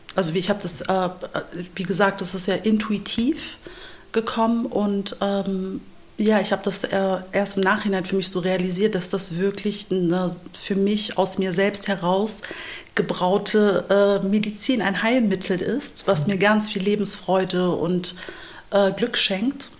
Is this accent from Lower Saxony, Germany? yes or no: yes; Lower Saxony, Germany; ich bin ähm, hier geboren in Deutschland, in Niedersachsen aufgewachsen, in so einem ganz kleinen christlichen hm. Dorf